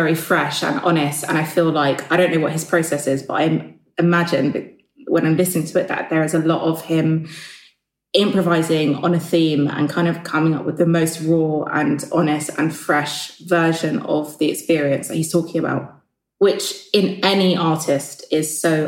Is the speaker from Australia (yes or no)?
no; London, United Kingdom; I grew up in Clapham and I went to school in Streatham and then I went to school in New Cross.